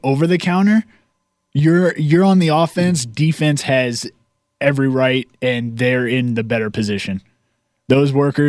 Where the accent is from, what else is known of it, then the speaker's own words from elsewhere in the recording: Virginia, United States; I grew up in Virginia, and we had a Waffle House in the nearest town where I lived.